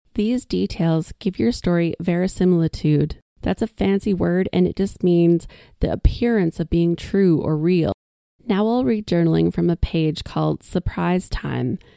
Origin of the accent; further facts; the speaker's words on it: Whitecourt, Alberta, Canada; my hometown